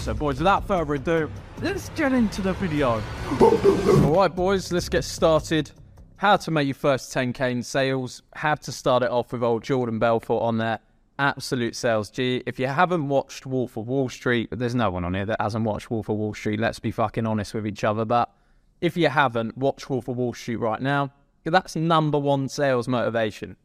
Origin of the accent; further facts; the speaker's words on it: England, United Kingdom; I'm from England